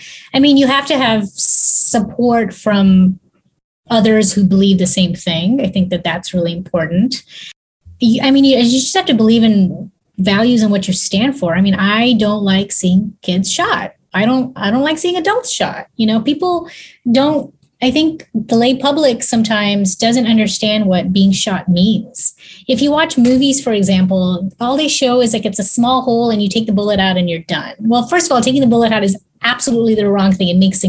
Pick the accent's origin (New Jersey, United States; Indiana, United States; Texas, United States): Texas, United States; I'm from Texas. There would be no support for what I was doing if I was super political about it.